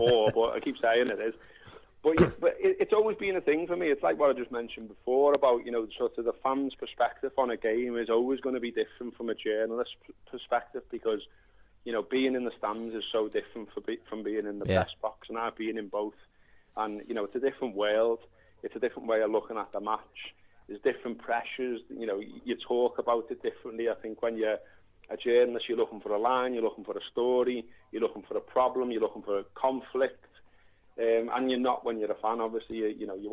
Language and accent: English; Merseyside, North West England, United Kingdom; someone growing up on Merseyside